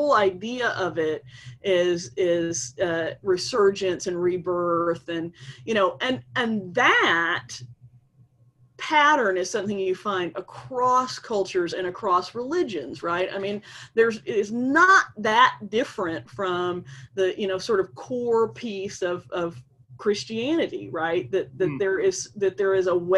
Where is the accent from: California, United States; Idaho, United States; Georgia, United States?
Georgia, United States; Atlanta; I grew up in Atlanta